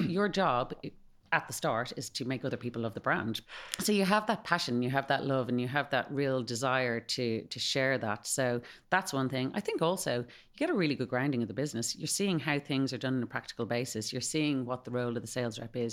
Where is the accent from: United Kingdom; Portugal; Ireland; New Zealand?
Ireland; Malahide, Leinster; accent: Irish; moved away as an adult; also born or lived in Spain / United States; I'm from Malahide, uh, so I went to D C U